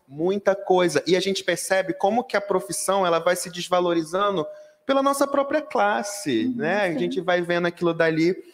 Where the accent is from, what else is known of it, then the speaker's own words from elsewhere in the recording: Rio de Janeiro, Brazil; sou carioca, falo biscoito, não é bolacha